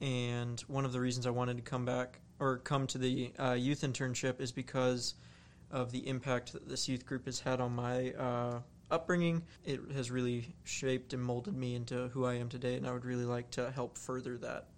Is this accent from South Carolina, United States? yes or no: yes; Columbia, South Carolina, United States; moved away; also born or lived in Madrid, Spain; I grew up in Columbia. I moved back from Madrid, Spain a year ago.